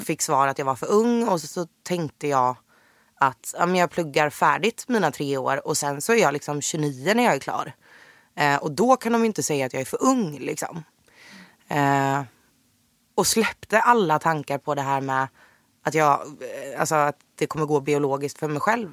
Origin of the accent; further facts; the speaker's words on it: Jönköping, Jönköping County, Sweden; moved away as an adult; now in Stockholm, Sweden; född och uppvuxen i Jönköping. Flyttade till Stockholm på heltid 2016